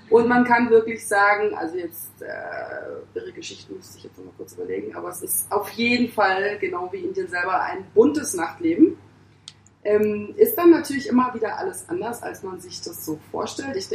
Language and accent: German; Hamburg, Germany; also ich als Hamburgerin quasi